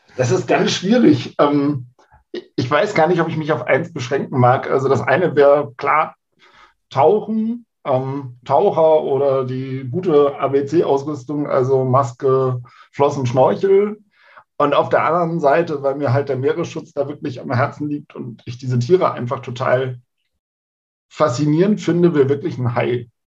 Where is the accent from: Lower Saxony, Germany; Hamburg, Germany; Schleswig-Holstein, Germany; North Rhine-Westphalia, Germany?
Hamburg, Germany; now in Bremen, Germany; Also ich komme aus Hamburg ursprünglich, bin da geboren und bin dann für die Nordlichter in die verbotene Stadt gezogen und lebe mittlerweile in Bremen